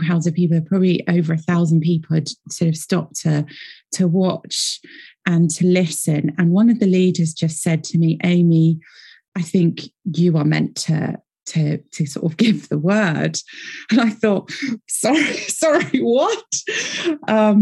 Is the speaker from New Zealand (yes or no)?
no; United Kingdom; accent: British; I'm based here in Britain. You can probably tell from my accent.